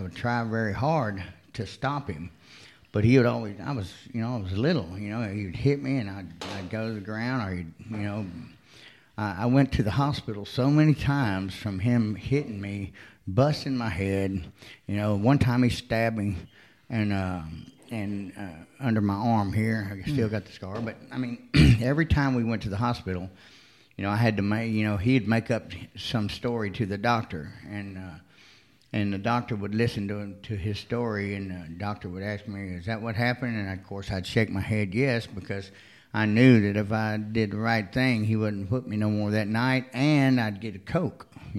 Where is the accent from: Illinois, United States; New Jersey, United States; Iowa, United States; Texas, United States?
Texas, United States; also born or lived in Florida; No, I was born in Florida, but I moved to Texas early on. I've lived in Texas, Arkansas, Alabama, Mississippi.